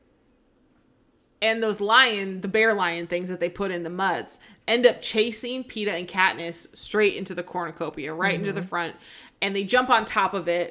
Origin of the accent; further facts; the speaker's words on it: the Northwest, Pacific Northwest, United States; growing up in the Northwest